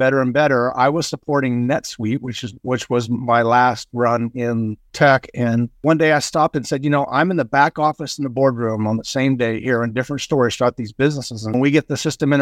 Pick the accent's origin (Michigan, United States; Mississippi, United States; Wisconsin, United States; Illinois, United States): Illinois, United States; moved away as an adult; now in San Diego, United States; I came to San Diego about 40 years ago, and because there was no snow, and I was from Illinois